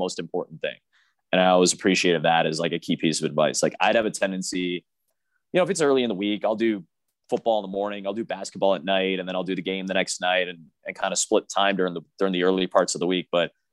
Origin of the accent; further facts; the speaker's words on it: Chicago, Illinois, United States; It's my hometown team. I'm originally from Chicago